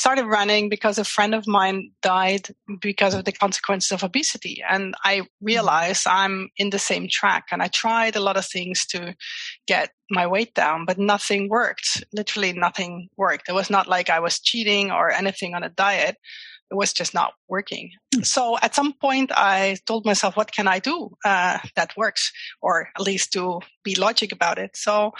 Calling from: Simpelveld, Limburg, Netherlands; English is a second language; Well, a very small place in the Netherlands called Simpelveld.

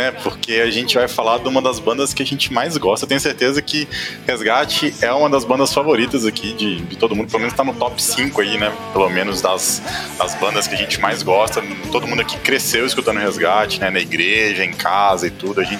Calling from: Maceió, Alagoas, Brazil; eu falo de Maceió

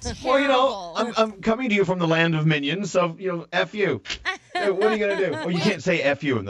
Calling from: Orlando, Florida, United States; Okay, so I'm on from Orlando.

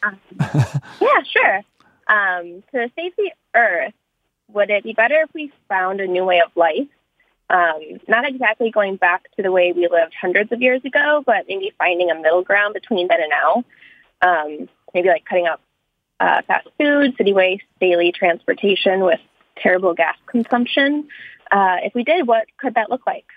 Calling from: Freeport, Maine, United States; I'm calling from, uh, Freeport, Maine

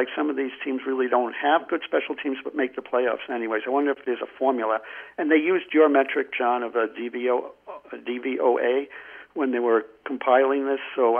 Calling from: New Mexico, United States; from New Mexico.

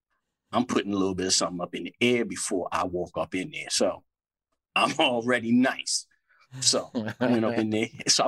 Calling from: Washington, District of Columbia, United States; I'm calling from out here in D.C.

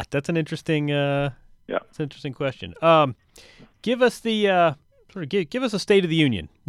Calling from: New York, United States; In New York. Headed out tomorrow.

